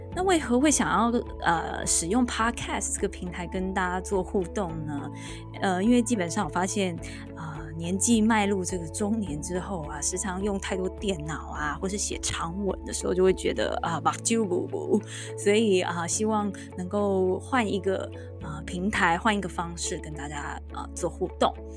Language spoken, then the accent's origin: Chinese; Taiwan; moved away as an adult; now in United States; 我当了这个十一年的妈妈，因为我老大刚满十一岁哦，我发现我在台湾长大